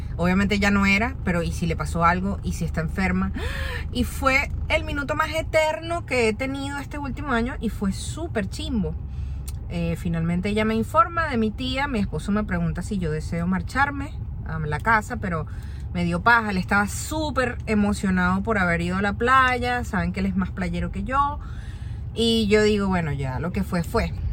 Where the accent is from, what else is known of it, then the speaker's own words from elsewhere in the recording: Venezuela; moved away as an adult; now in Orlando, United States; desde que yo salí de Venezuela